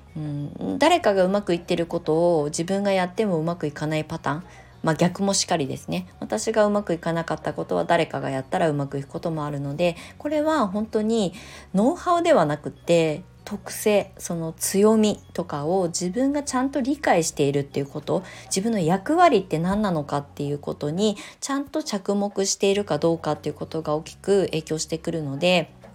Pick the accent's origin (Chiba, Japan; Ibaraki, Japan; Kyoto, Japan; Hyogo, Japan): Ibaraki, Japan; Kasama; 私の実家、茨城県笠間市の、さらに山奥のこの土地でね、私は生まれ育ってきたんですけど